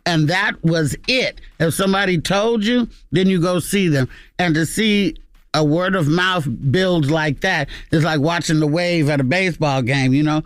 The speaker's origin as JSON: {"language": "English", "town": "Oakland", "region": "California", "country": "United States", "said": "I'm from Oakland"}